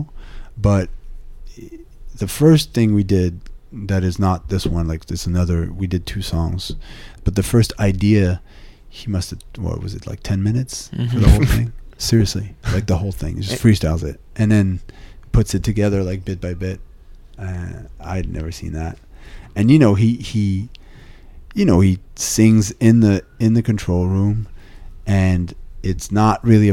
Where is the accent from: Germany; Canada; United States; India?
Canada; Montreal, Quebec; I'm from a neighborhood called Outremont